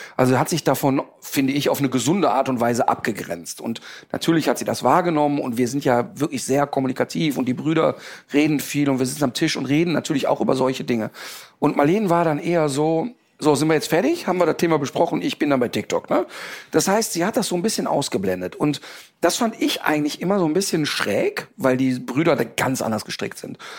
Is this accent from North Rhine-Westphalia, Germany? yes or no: yes; Ruhr area, North Rhine-Westphalia, Germany; also born or lived in Cologne; ich komme aus dem Ruhrpott, ich bin mit wirklich vielen türkischen Jungs sozialisiert worden